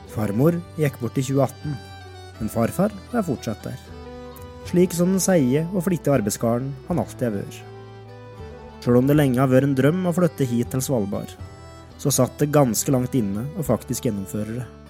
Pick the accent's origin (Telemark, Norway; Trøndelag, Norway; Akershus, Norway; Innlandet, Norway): Innlandet, Norway; Alvdal; Hjemme på Stenslia hos farmor og farfar var mitt paradis på jord